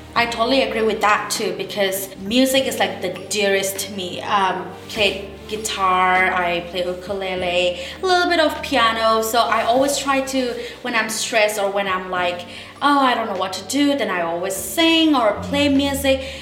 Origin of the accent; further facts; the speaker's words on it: India; now in Minneapolis, United States; I was born and raised in India